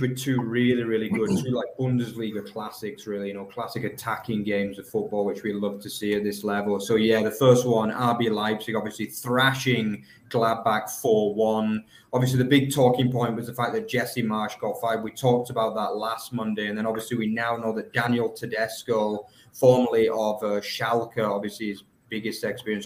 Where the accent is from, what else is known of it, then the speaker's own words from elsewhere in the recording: England, United Kingdom; now in Germany; I'm an English guy